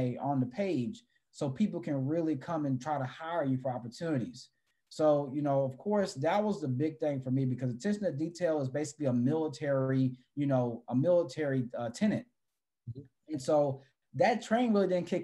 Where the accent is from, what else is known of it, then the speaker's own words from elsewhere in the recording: San Antonio, Texas, United States; moved away as an adult; also born or lived in Los Angeles, California; I came from San Antonio, Texas, which is a military town